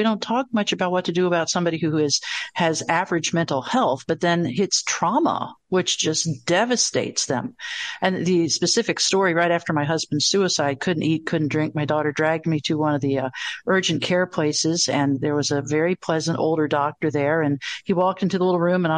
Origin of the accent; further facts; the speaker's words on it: the South, United States; I'm from the South